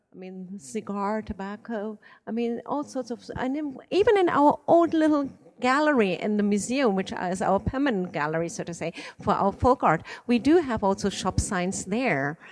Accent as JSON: {"language": "English", "country": "Iran", "tie": "born or raised there", "moved": "yes", "said": "I was born in Iran and my father is Iranian"}